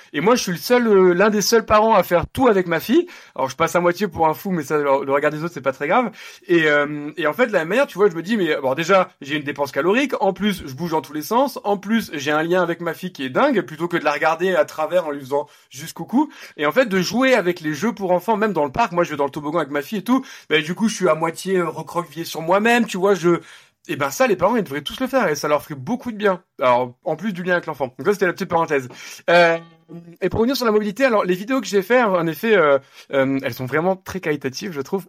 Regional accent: Nice, Provence-Alpes-Côte d'Azur, France; now in Paris, France; je viens de Nice

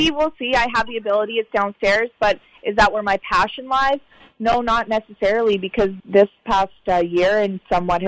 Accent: Canada; I'm from Canada

